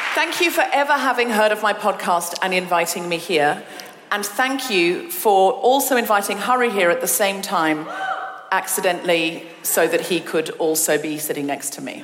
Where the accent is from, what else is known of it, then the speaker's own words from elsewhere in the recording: Australia; first language English; moved away as an adult; now in United Kingdom; I am British, but I'm dual with Australian